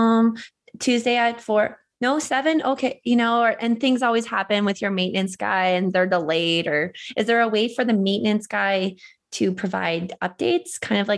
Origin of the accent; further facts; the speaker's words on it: the Maritimes, Canada; moved away; I am from the Maritimes